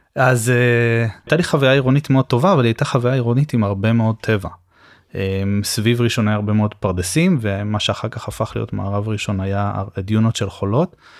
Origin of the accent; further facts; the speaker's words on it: Rishon LeZion, Central District, Israel; אני גדלתי בפרדסים, בסדר? מה שהיה לשעבר הפרדסים של ראשון